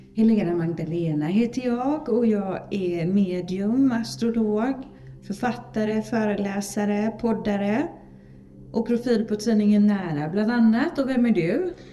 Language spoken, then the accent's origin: Swedish; Sweden; vi är så modiga svenskar